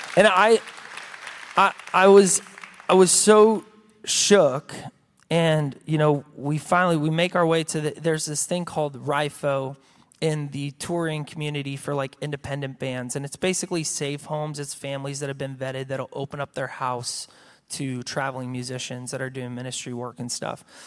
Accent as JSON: {"language": "English", "country": "United States", "tie": "born or raised there", "said": "I had been, uh, at a church, uh, here in my hometown for, forever"}